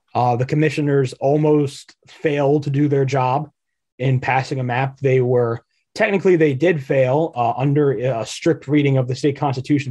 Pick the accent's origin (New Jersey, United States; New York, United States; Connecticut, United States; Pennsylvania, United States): Pennsylvania, United States; my home state of Pennsylvania